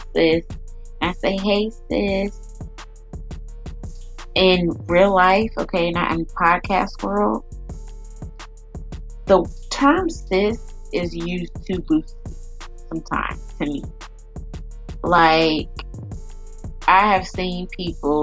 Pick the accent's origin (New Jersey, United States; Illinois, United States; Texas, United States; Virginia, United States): Virginia, United States; Chesapeake; I'm from Chesapeake